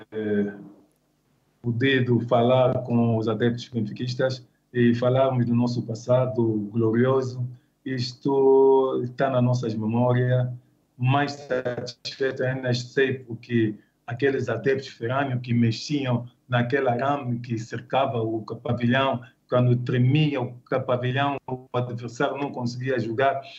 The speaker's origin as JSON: {"language": "Portuguese", "region": "Kinshasa", "country": "DR Congo", "tie": "born there", "said": "nasci lá mesmo em Kinshasa."}